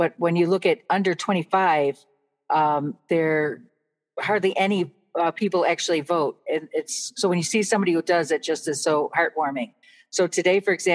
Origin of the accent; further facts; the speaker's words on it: Buffalo, New York, United States; I grew up in Buffalo